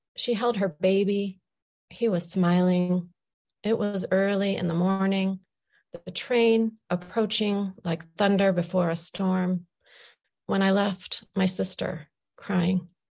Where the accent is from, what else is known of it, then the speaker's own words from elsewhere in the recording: Wood County, Ohio, United States; being an Ohio girl, you know, I was born and raised here. I was born in Wood County.